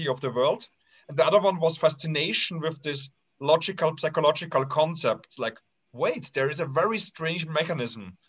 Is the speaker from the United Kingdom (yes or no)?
no; Austria; I was raised in the Austrian paradise in a very harmonic family